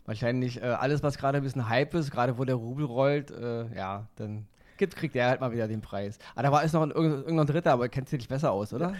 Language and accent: German; Berlin, Germany; ich komme aus dem Westen, ja. Also mhm. groß geworden in West-Berlin